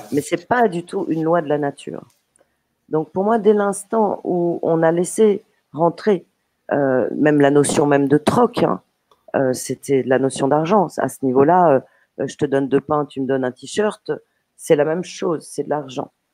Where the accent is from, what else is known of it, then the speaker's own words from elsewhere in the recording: Paris, Île-de-France, France; je suis née à Paris